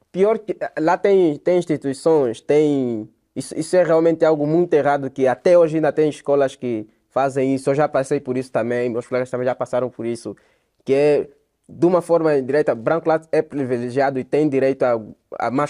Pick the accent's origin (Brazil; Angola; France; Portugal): Angola; e ele sofre bullying mesmo com nós angolanos